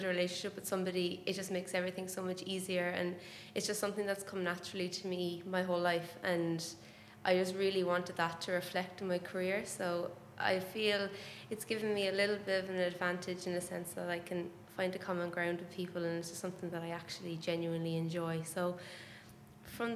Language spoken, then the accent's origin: English; Ireland; moved away as an adult; also born or lived in Boston; I'm from Ireland, if you haven't picked that up already by my accent. And I lived there my whole life until I was 22.